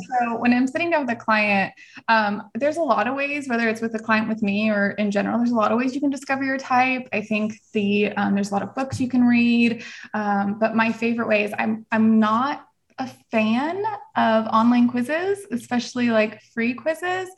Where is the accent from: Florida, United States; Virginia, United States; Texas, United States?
Texas, United States; El Paso; moved away; also born or lived in Tennessee; I was actually Little Miss El Paso when I grew up in Texas